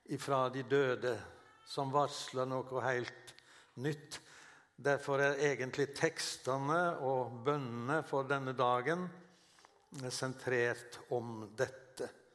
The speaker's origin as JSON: {"language": "Norwegian", "region": "Western Norway", "country": "Norway", "also_born_or_lived": "Oslo", "moved": "as an adult", "said": "jeg kommer jo fra Vestlandet"}